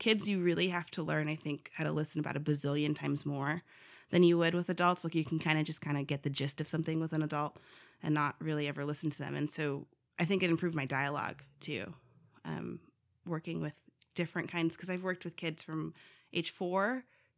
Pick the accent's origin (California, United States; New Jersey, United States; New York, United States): California, United States; Los Angeles; moved away as an adult; also born or lived in Culver City, California / Downey, California; now in Fayetteville, United States; I went back and forth between two very different